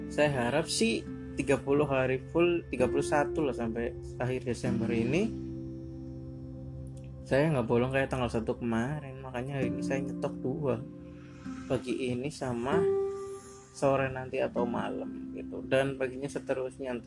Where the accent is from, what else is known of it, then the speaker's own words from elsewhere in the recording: Purwokerto, Central Java, Indonesia; kalau balik ke Cilacap juga saya dari Purwokerto suka ngomong sendiri di atas motor gitu